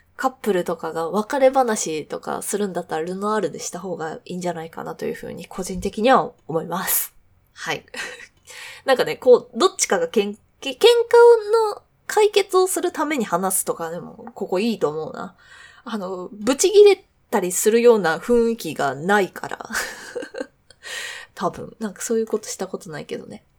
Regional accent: Kanagawa, Japan; moved away as an adult; also born or lived in Nagoya; now in Tokyo, Japan; 神奈川出身なんですけど、まあ、実家の近く

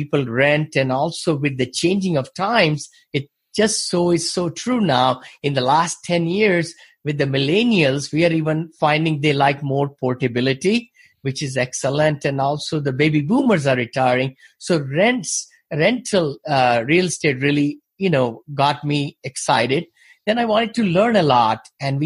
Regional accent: India; moved away as an adult; now in United States; I came from India originally.

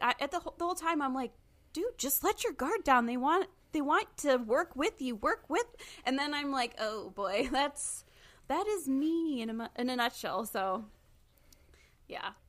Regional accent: Michigan, United States; I'm from Michigan

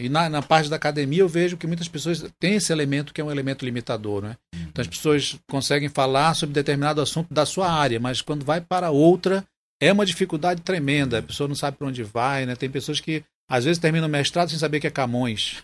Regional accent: Manaus, Amazonas, Brazil; A minha infância foi muito interessante na Duque de Caxias, né? naquelas quebradas da Duque, que tinha lá o quintal da Dona Lindalva, aqueles quilombolas da Praça 14

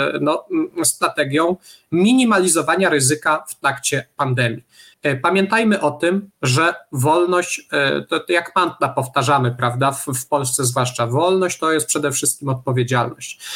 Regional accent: Tarnów, Lesser Poland, Poland; ja jestem z Tarnowa

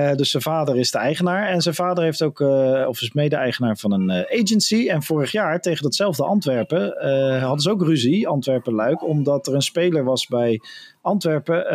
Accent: Netherlands

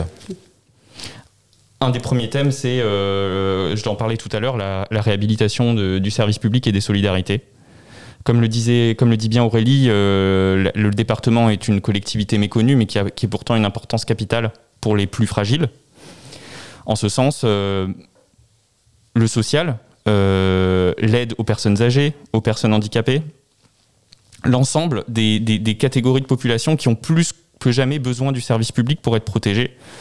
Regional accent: Strasbourg, Grand Est, France; je suis né à Strasbourg et j'ai grandi à Strasbourg

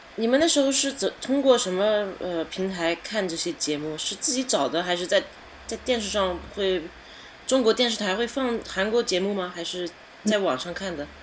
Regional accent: Canada; also born or lived in China; now in Paris, France; 我六岁从中国移民到加拿大

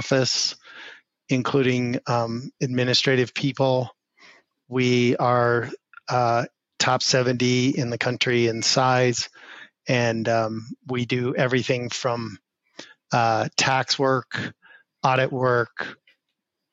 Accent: Denver, Colorado, United States; we grew up in Denver, Colorado, and I have not really left the state of Colorado to live for ever

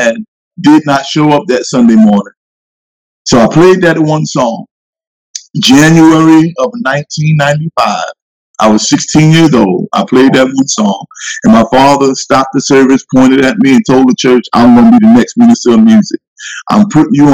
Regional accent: New York City, New York, United States; moved away; also born or lived in Roosevelt, New York / Long Island, New York; we grew up in Brooklyn, New York, in public housing. Is where we really grew up in East New York, Brooklyn.

